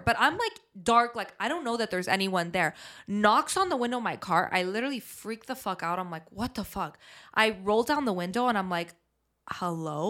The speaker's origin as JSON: {"language": "English", "town": "Montreal", "region": "Quebec", "country": "Canada", "tie": "born or raised there", "said": "growing up in Montreal"}